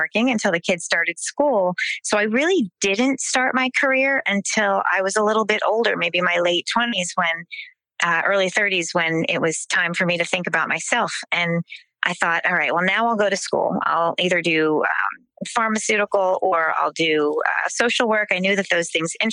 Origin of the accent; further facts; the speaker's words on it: New Jersey, United States; So I grew up in South Jersey. I grew up in farmland, kind of the Millstone, Cream Ridge, Allentown area.